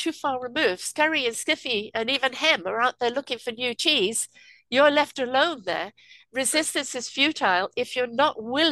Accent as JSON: {"language": "English", "region": "England", "country": "United Kingdom", "said": "I'm from England"}